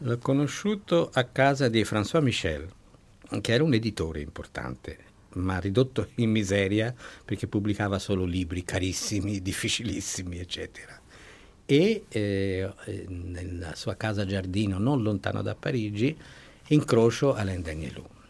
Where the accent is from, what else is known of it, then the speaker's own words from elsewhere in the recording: Ponte a Ema, Tuscany, Italy; fin dall'infanzia, l'infanzia a Ponteema